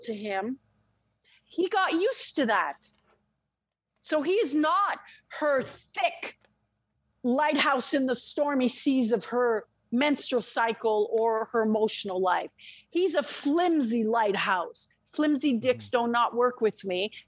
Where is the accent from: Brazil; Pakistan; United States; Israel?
Israel; moved away; I'm Israeli, French, and Russian. I was born in Israel near the desert.